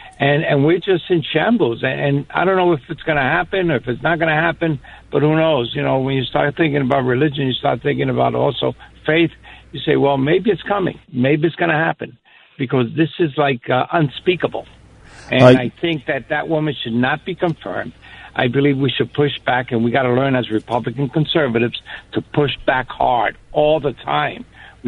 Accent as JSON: {"language": "English", "town": "New York City", "region": "New York", "country": "United States", "tie": "born or raised there", "said": "I was born and raised in East Harlem."}